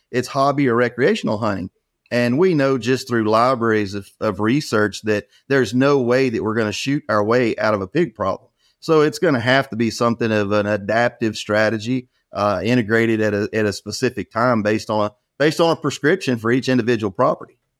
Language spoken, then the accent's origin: English; near Beaumont, Southeast Texas, United States; I was raised in Southeast Texas, about an hour outside of Beaumont.